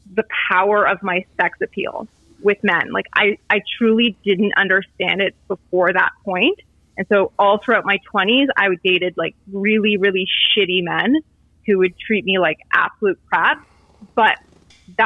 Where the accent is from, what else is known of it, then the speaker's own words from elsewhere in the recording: Canada; I grew up in Canada, so we were like Catholics, not Christians